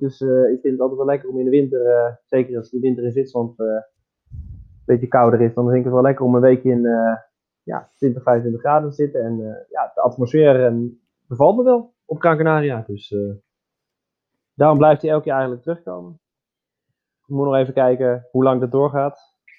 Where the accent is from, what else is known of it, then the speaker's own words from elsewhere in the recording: Netherlands; moved away as an adult; also born or lived in Germany; now in Switzerland; wij als, als Nederlanders